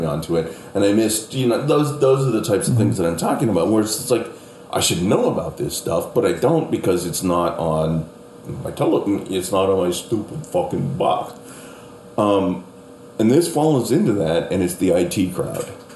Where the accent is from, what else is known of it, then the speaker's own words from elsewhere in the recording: Canada; moved away as an adult; now in United States; I'm Canadian